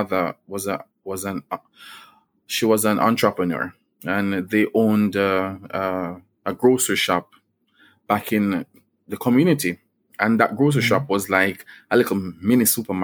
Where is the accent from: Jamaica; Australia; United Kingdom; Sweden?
Jamaica; growing up in Bulwe